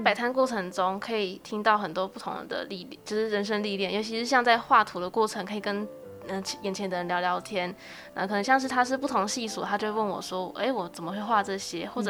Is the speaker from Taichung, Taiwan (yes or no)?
yes; Taichung, Taiwan; 因为我是在台中市中区那边长大的，那那边现在比较比较没落